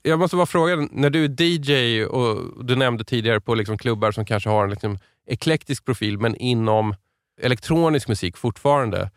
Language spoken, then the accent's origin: Swedish; Stockholm, Stockholm County, Sweden; Jag är stockholmare